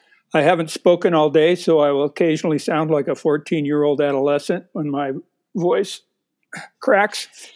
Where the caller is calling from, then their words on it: Missoula, Montana, United States; I'm in Missoula, Montana, and it was 8 degrees here this morning